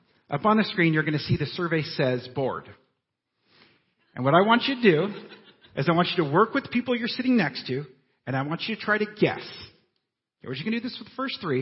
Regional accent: Clearlake, California, United States; now in Southern California, United States; I grew up in Northern California in a very small town.

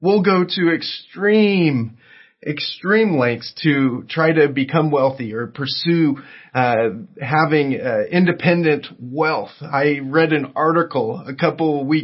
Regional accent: Southern California, United States; I grew up in Southern California

